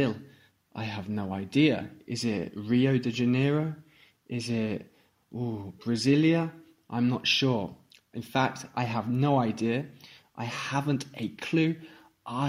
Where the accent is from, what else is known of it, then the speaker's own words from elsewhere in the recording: Stratford-upon-Avon, West Midlands, United Kingdom; I am an English teacher from England, from Stratford-upon-Avon